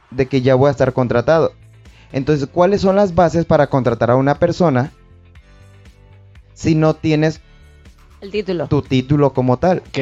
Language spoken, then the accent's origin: Spanish; Tepic, Nayarit, Mexico; now in Puerto Vallarta, Mexico; Yo venía de Tepic vengo de Tepic, entonces busqué una oportunidad de trabajo aquí en Puerto Vallarta